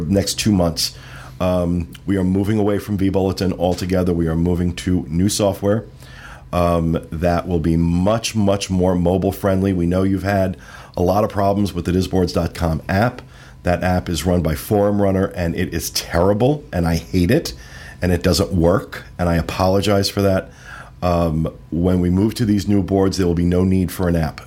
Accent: Jersey Shore, New Jersey, United States; I grew up on the Jersey Shore

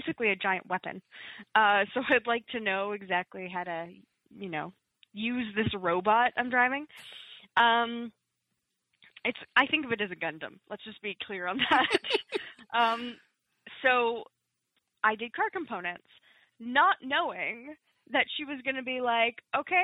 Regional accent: Toronto, Ontario, Canada; moved away as an adult; now in Hamilton, Canada; I'm from Toronto

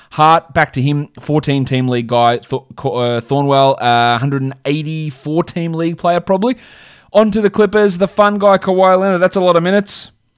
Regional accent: Australia; That's just how we say it in Australia

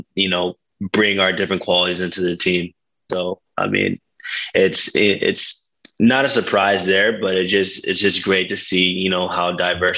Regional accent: Dallas, Texas, United States; now in Los Angeles, United States; I grew up in Dallas area

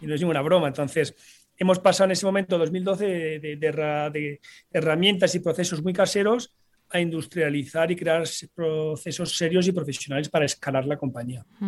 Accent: Paris, Île-de-France, France; also born or lived in Sant Boi de Llobregat, Barcelona, Spain; nos tocó pues emigrar eh, a París, donde yo me crié, me formé

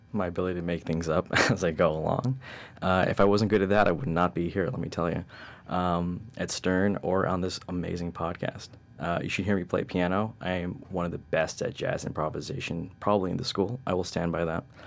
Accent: New York, United States; I was born and raised in New York

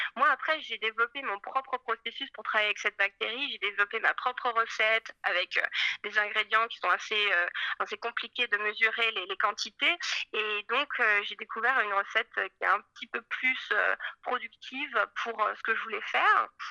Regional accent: Paris, Île-de-France, France; moved away as an adult; also born or lived in Scotland; je suis née à Paris, en fait, euh, je suis française et euh, j'ai étudié l'histoire de l'art, les arts plastiques à Paris

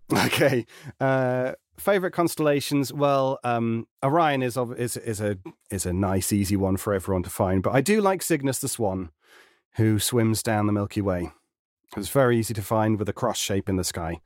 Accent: United Kingdom; being a Brit in a very American-dominated sector

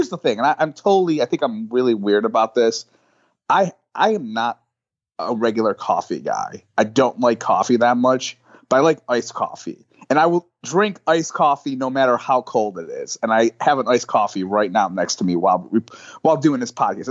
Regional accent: Buffalo, New York, United States; now in New York City, United States; I'm from Buffalo

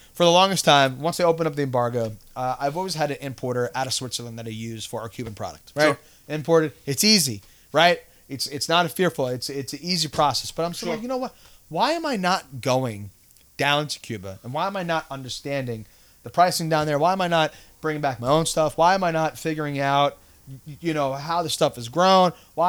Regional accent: Canada; I'm a Canadian, or, you know, I've traveled there.

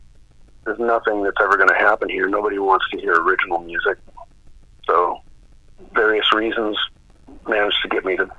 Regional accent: Duluth, Minnesota, United States; I was from Duluth, Minnesota.

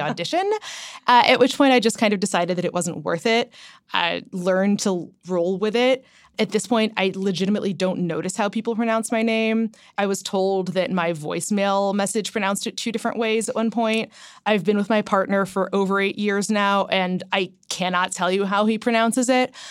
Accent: Ohio, United States; moved away; I grew up in Ohio, but my parents are both New Yorkers to a certain extent.

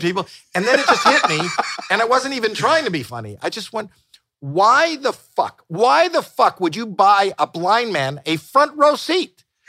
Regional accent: Toronto, Ontario, Canada; moved away as an adult; now in United States; we're both from Toronto

